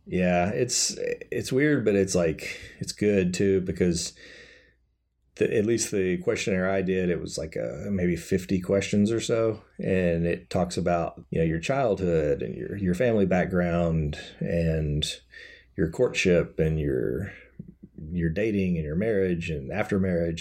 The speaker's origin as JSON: {"language": "English", "region": "Kentucky", "country": "United States", "tie": "born or raised there", "said": "I grew up in Kentucky, so everybody's Baptist there"}